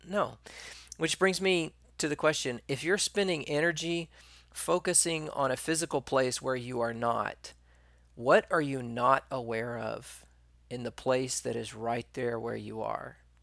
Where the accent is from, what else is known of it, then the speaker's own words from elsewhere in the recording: East Texas, United States; I can't say rural because I'm from East Texas.